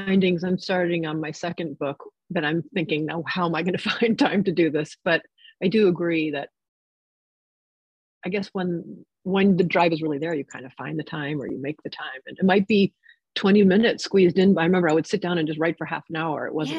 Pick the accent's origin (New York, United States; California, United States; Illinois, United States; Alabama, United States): New York, United States; also born or lived in New Jersey, United States; And it was just so magical to me growing up in New York and New Jersey.